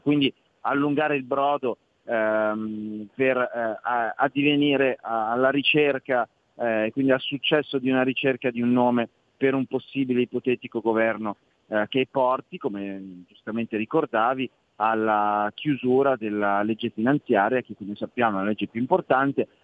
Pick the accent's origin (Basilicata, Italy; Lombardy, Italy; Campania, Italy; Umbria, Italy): Lombardy, Italy; Io sono lombardo